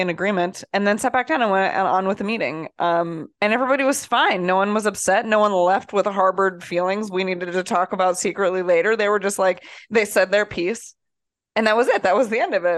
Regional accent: Iowa, United States; moved away; also born or lived in New Jersey; from Iowa

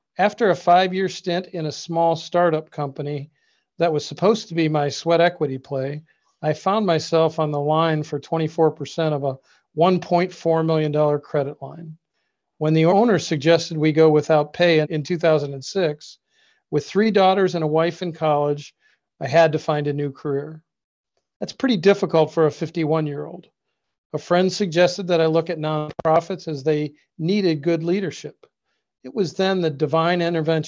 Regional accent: Cleveland, Ohio, United States; also born or lived in Lakewood, Ohio / Westlake, Ohio; I was born and raised in Cleveland, Ohio

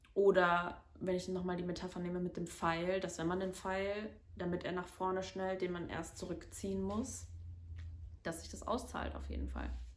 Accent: Cologne, North Rhine-Westphalia, Germany; also born or lived in Medellín, Colombia; now in Bonn, Germany; Ich bin in Köln geboren und in der Nähe von Köln aufgewachsen, im Vorort

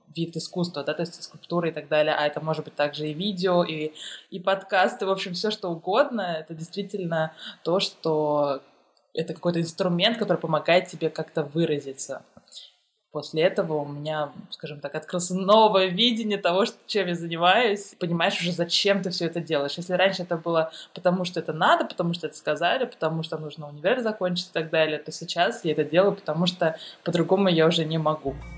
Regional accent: Tashkent, Uzbekistan; moved away as an adult; also born or lived in Moscow, Russia; now in Germany; Я сама из Ташкента, и я ходила еще тогда э, в художественную школу

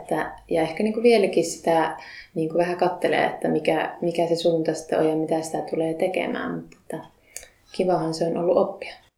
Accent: Lapinlahti, North Savo, Finland; moved away as an adult; now in Kokkola, Finland; en Kokkolasta lähtöisin, vaan Savosta olen lähtöisin Lapinlahdelta

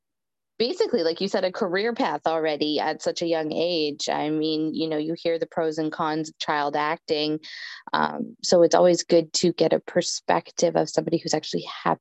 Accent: Canada; first language English; moved away as an adult; now in United States; I'm Canadian. We moved here 3 years ago. So I'm even an immigrant myself. A little different than you. I mean, English speaking is my first language

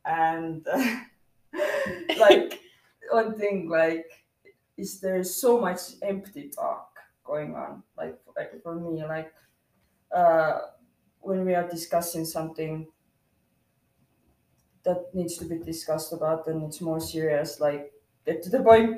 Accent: Estonia; I'm from Estonia

